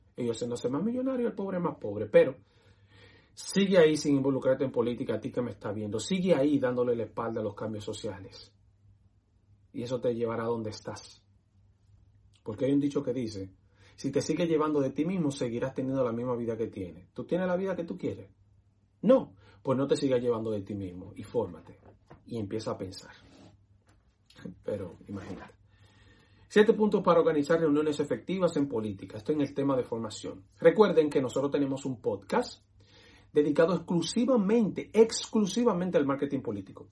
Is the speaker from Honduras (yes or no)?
no; Dominican Republic; moved away as an adult; now in United States; soy dominicano